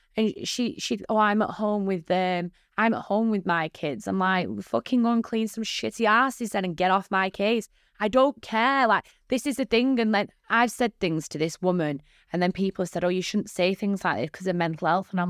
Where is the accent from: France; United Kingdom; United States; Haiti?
United Kingdom; Bolton, North West England; Bolton isn't that much of a bad place, but it's a very small place with a lot of small-minded people in it.